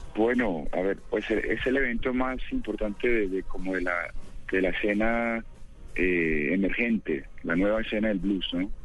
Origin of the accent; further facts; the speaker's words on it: Pereira, Risaralda, Colombia; Yo soy de Pereira, Pereira, Crisaralda.